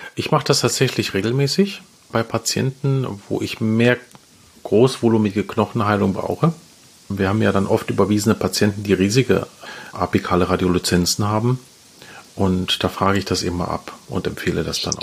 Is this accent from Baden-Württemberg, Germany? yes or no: no; Essen, North Rhine-Westphalia, Germany; ich komme aus Essen